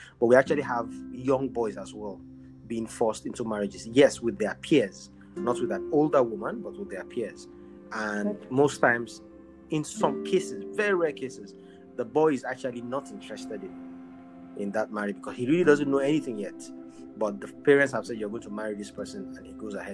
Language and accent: English; Maiduguri, Borno, Nigeria; I'm from Northern Nigeria, Northeast to be precise, Maiduguri. I'm Shua Arab by tribe